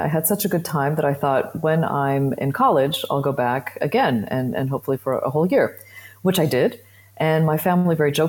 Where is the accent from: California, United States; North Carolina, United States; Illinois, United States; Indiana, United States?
Illinois, United States; Chicago; moved away as an adult; also born or lived in Germany / Belgium / United Kingdom; now in Brussels, Belgium; I grew up near Chicago, but I've got family all over the Midwest